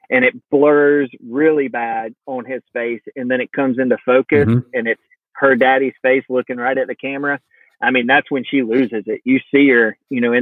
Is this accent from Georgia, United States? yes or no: yes; the South, Georgia, United States; we're from the South, we're in Georgia, and that's just kind of the way we're raised